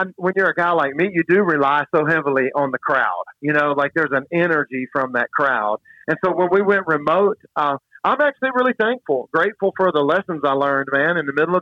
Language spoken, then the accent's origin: English; Mississippi, United States; I grew up in Mississippi.